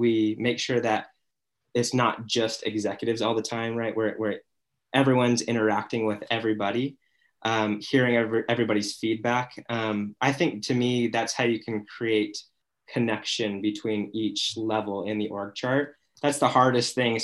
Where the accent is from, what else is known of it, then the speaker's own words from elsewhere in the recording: Mesa, Arizona, United States; now in Utah, United States; I'm from Mesa, Arizona, now in Utah. It's my adopted home.